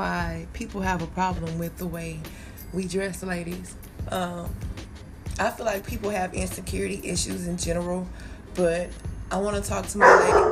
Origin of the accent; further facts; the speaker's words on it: Texas, United States; I'm from Texas